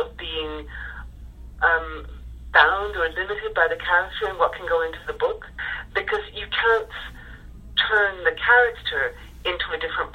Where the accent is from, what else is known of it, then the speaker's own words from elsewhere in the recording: Ireland; I'm Irish